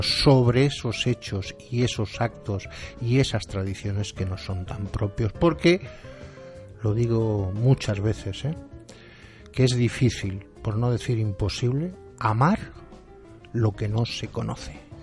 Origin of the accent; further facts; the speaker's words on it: Valencian Community, Spain; nuestras tradiciones, todo aquello que contribuye a que seamos como somos hoy los valencianos